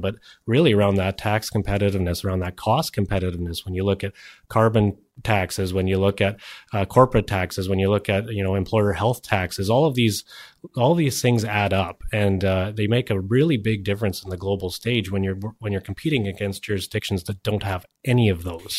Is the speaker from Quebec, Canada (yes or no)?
no; British Columbia, Canada; we have a responsibility as British Columbians